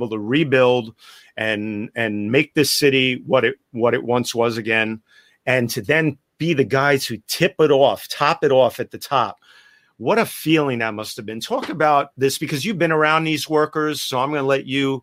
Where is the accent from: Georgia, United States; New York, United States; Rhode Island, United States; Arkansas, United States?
New York, United States; I'm a born and bred New Yorker. I was born and raised in New York in Greenwich Village.